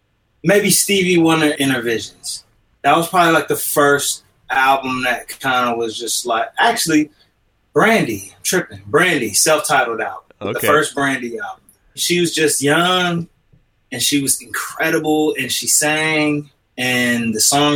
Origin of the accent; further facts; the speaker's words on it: Kankakee, Illinois, United States; now in California, United States; I was born in the Midwest, 60901, Kankakee, Illinois